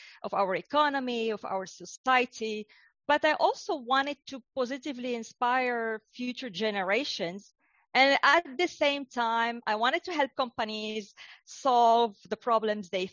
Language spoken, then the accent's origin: English; Casablanca, Casablanca-Settat, Morocco; also born or lived in United States / Europe / United Kingdom; now in Australia; I grew up in North Africa, in Casablanca.